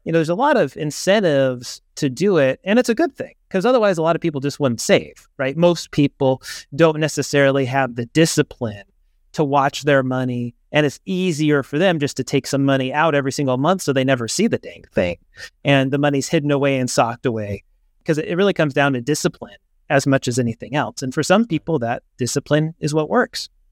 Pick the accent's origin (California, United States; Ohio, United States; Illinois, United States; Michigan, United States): California, United States; Southern; I grew up in Southern California